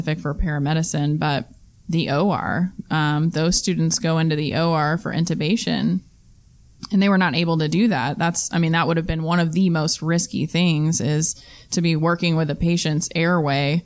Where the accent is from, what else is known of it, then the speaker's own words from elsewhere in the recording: Texas, United States; I am from Texas